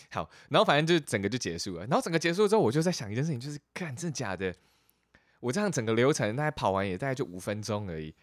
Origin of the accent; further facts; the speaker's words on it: Chiayi, Taiwan; 我出生在嘉义